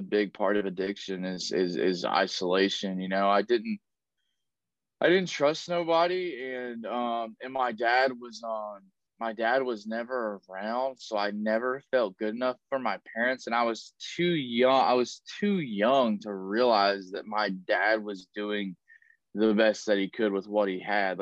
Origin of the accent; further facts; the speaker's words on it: Tennessee, United States; now in Southern California, United States; I was born and raised in Tennessee.